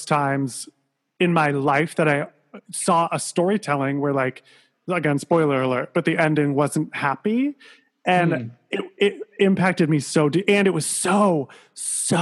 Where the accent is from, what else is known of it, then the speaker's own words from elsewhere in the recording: Sandusky, Ohio, United States; moved away; I'm from Sandusky, Ohio.